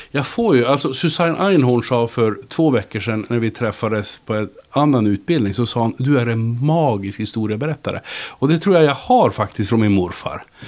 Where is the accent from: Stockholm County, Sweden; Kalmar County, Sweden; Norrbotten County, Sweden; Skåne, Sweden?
Norrbotten County, Sweden; Luleå; Jag växte upp i Luleå